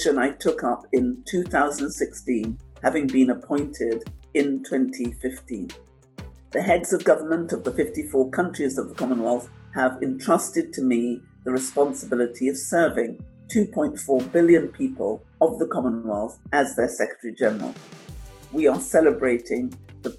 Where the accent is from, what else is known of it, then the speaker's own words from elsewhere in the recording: London, United Kingdom; also born or lived in St. Joseph, Dominica; at an early age, I moved with my family to England, where I grew up in Walthamstow in the East End of London.